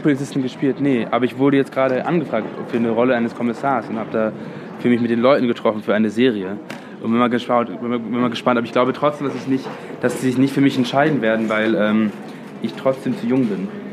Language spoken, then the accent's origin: German; London, United Kingdom; now in Germany; Ich bin in London aufgewachsen